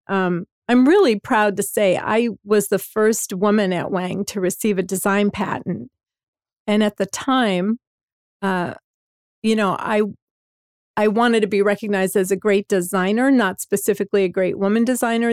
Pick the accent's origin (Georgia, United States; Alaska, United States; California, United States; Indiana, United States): Indiana, United States; Hammond; I grew up in Hammond, Indiana, which is in the northwest corner of Indiana, right the south side of Chicago, a, a area called the region.